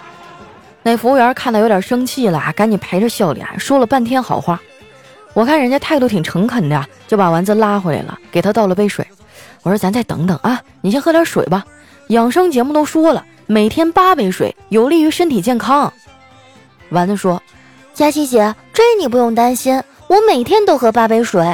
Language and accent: Chinese; Northeast China, China; 在我们东北呢， 吃饭还是要拼体力的